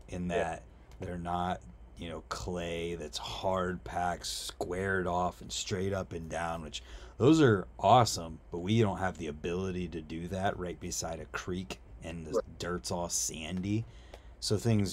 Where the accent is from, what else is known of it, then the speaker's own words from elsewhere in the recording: Wooster, Ohio, United States; In a town called Worcester, Ohio